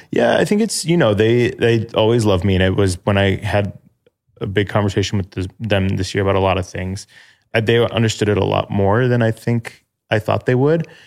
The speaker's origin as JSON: {"language": "English", "area": "Chicago suburbs", "region": "Illinois", "country": "United States", "lives_now": "Chicago, United States", "said": "I'm thirty-two, from Chicago, live in Chicago, from Chicago suburbs"}